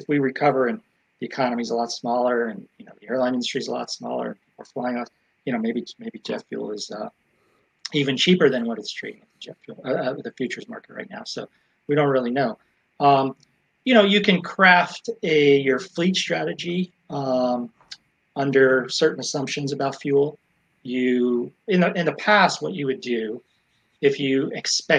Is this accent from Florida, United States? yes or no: yes; Florida, United States; my home state of Florida